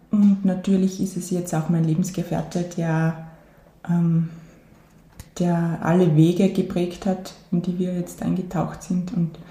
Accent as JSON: {"language": "German", "town": "St. Gallen", "region": "Styria", "country": "Austria", "tie": "born or raised there", "said": "ganz ursprünglich {S2} hat es begonnen in St. Gallen. Das ist ähm, ein Ort mitten im Gesäuse. Ähm, da bin ich ähm, bei meinen Großeltern und Eltern aufgewachsen die ersten Jahre"}